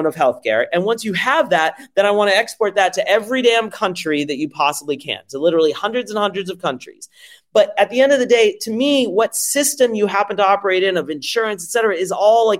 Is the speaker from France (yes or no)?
yes; France; now in United States; I'm French originally